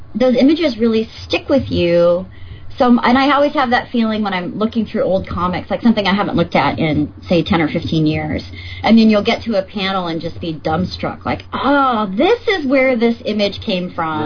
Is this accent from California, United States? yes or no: yes; Northern California, United States; also born or lived in Los Angeles, California / Chico, California; I'm from California. I was born